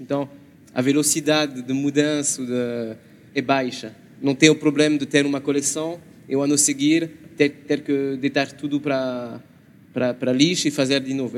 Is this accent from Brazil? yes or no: no; France; Portuguese is a second language; now in Portugal; sou francês